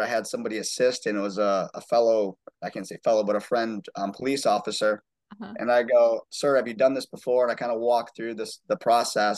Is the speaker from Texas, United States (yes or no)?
no; Muskegon, Michigan, United States; moved away as an adult; now in Charleston, United States; I'm originally actually from West Michigan in a town called Muskegon, which is just outside of Grand Rapids